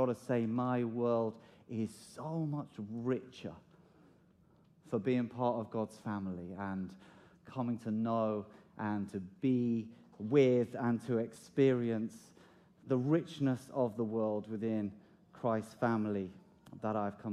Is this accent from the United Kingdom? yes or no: yes; United Kingdom; As British people